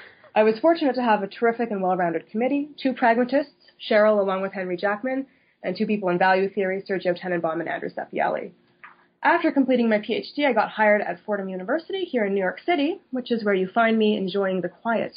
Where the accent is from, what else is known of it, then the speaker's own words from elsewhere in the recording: Thunder Bay, Ontario, Canada; also born or lived in Ottawa, Ontario; So I grew up in Thunder Bay, Ontario, Canada, which is on the north shore of Lake Superior